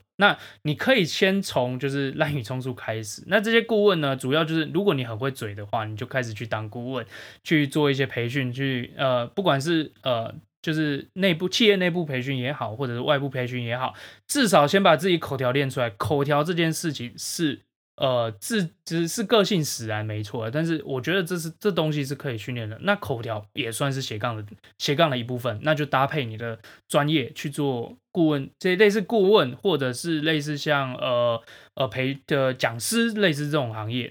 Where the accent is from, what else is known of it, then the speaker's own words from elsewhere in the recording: Taiwan; 对我们台湾人的定义是什么